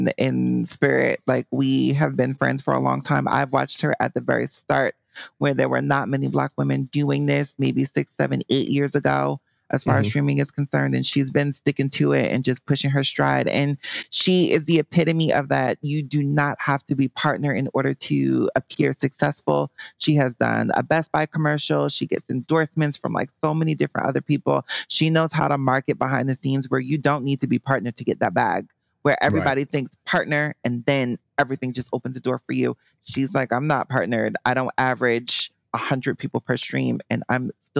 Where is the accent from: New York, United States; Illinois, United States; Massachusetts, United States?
New York, United States; now in Philadelphia, United States; I'm from New York